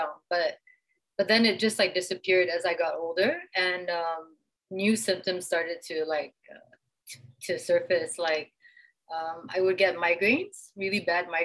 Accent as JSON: {"language": "English", "region": "Jakarta", "country": "Indonesia", "tie": "born or raised there", "moved": "yes", "lives_now": "Kuala Lumpur, Malaysia", "said": "I grew up in Jakarta, Indonesia"}